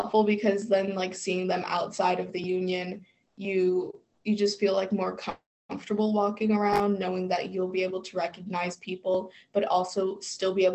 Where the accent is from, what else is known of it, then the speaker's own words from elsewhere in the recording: New York City, New York, United States; moved away as an adult; now in Geneseo, United States; I am from the Bronx